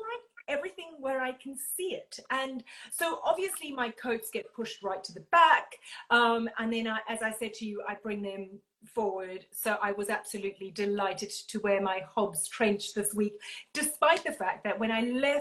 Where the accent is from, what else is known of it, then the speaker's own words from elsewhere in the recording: Durban, KwaZulu-Natal, South Africa; moved away as an adult; now in United Kingdom; I come from Durban.